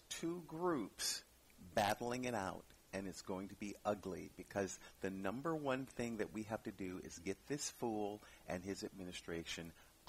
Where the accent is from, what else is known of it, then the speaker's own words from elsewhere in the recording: River Rouge, Michigan, United States; I was born in a little town called River Rouge, Michigan. It's near Detroit.